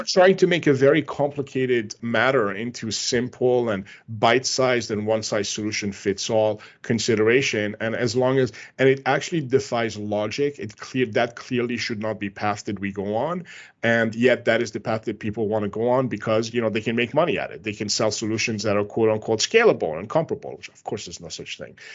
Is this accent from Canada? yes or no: yes; Canada; I'm Canadian